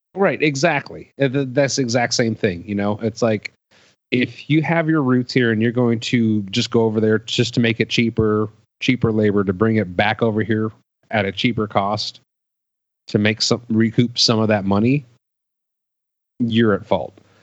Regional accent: Cleveland, Ohio, United States; moved away; I'm originally from Cleveland, Ohio.

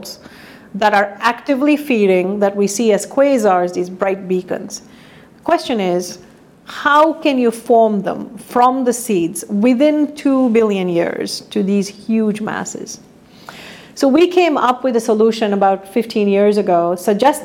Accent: India; moved away as an adult; a girl growing up in India

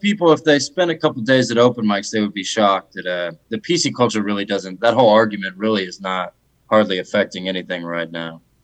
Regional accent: Atlanta, Georgia, United States; moved away as an adult; also born or lived in Idaho; now in Austin, United States; I'm from Atlanta, Georgia

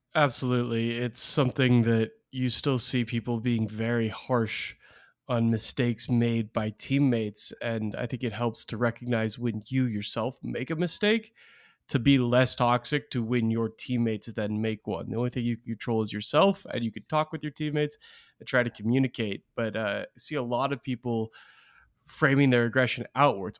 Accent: Beaverton, Oregon, United States; moved away; born and raised in Beaverton, Oregon.

